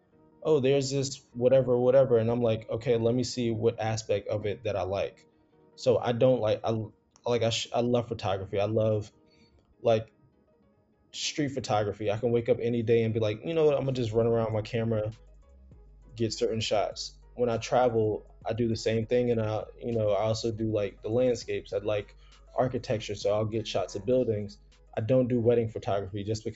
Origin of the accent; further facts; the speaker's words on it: South Carolina, United States; moved away as an adult; also born or lived in New Jersey; now in New York, United States; so I was born in Jersey, moved down to South Carolina when I was 7, raised in the South. So I graduated high school in South Carolina.